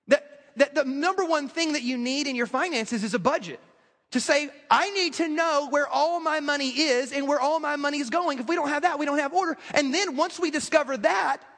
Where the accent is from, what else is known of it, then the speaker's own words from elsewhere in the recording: the South, United States; I grew up in the South